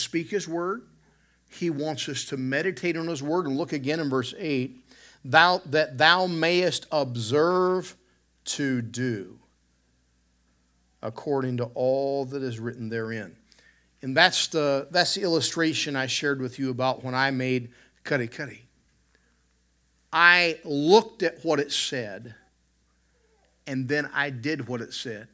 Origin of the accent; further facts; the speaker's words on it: the South, United States; I grew up in the South